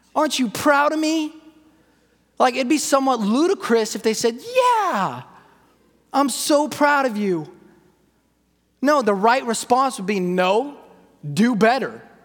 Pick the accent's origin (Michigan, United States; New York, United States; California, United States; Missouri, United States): California, United States; I'm from California